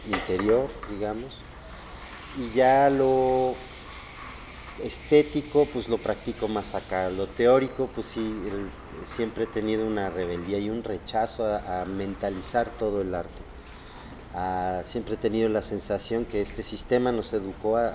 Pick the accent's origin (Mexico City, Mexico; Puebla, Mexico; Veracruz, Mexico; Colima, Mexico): Veracruz, Mexico; Xalapa; born there; nací en Jalapa, Veracruz, y parte de lo que me ha pasado como nativo mexicano es que mi familia me movió por varios lugares de México